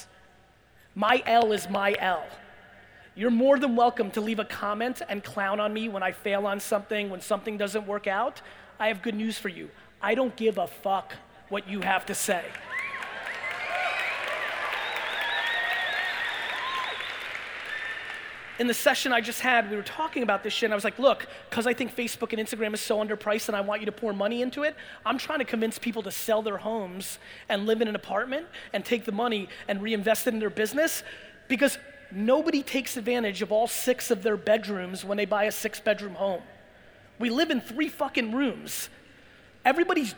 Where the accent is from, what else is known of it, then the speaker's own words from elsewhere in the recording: Belarus; moved away; also born or lived in Jersey; I was born in Belarus and former Soviet Union